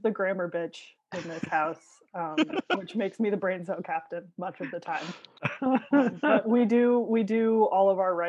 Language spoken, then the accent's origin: English; Hawaii, United States; born there; also born or lived in Chicago / Philadelphia / Los Angeles; now in Burbank, United States; Instead, I was born in Hawaii. So boring. No, it's pretty cool. But long story short, I was Chicago-based, went to college in Philadelphia, then went to film school, applied there on an absolute whim, and then I moved to the Los Angeles area.